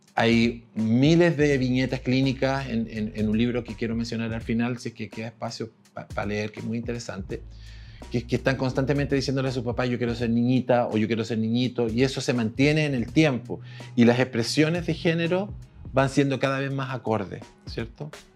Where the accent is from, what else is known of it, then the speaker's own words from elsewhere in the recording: Temuco, Araucanía, Chile; yo soy de Temuco, yo estudié en Temuco en los años 80